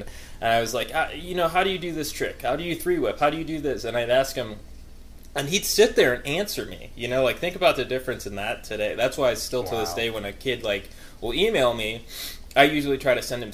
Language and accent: English; Midwest, United States; I grew up in the Midwest area